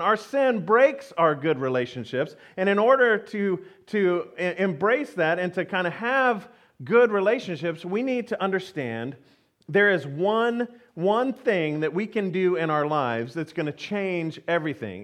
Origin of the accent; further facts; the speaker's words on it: Houston, Texas, United States; I grew up in Houston, Texas